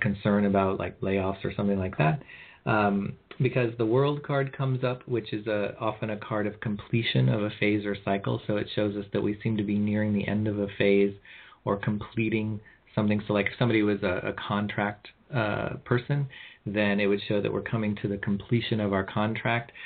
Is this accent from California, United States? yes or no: yes; California, United States; I'm from California